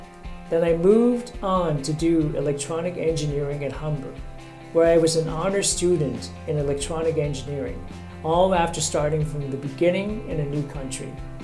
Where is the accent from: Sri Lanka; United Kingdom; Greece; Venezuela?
Sri Lanka; moved away as an adult; also born or lived in Middle East; now in Canada; Prior to coming to my new country, I grew up in Sri Lanka and spent some time in the Middle East, where I worked as a welder fitter